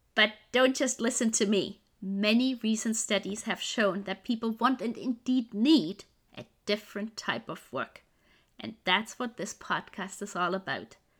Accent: Germany; now in Vancouver, Canada; Originally, I'm from Germany, but I'm living now in Vancouver in Canada

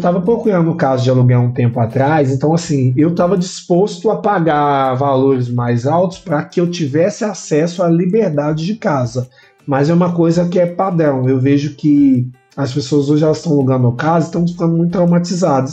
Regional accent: Belo Horizonte, Minas Gerais, Brazil; sou de, da região oeste de Belo Horizonte

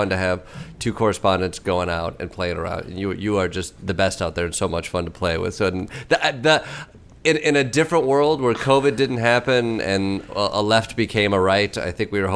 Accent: Midwest, United States; I'm from the Midwest.

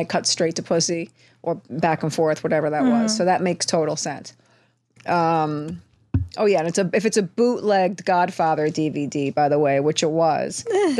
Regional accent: New York City, New York, United States; Being a New Yorker who lived on the Upper East Side

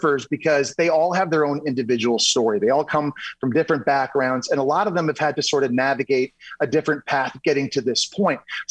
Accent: Ottawa, Ontario, Canada; I grew up in Ottawa, Canada

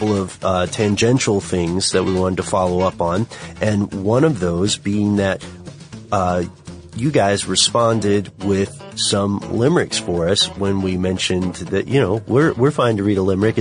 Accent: United States; accent: regular American; my regular American accent

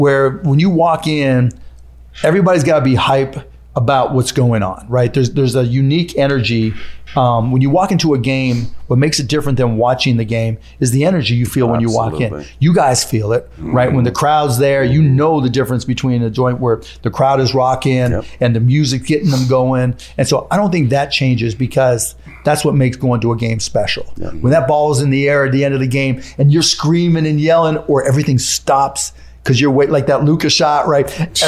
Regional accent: Pittsburgh, Pennsylvania, United States; I grew up in Pittsburgh. It was Steelers, Penguins, Pirates.

